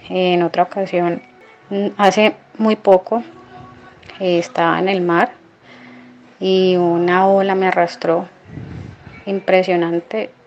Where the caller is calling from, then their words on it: Cali, Valle del Cauca, Colombia; Hola Carlos, soy Kelly de Cali, Colombia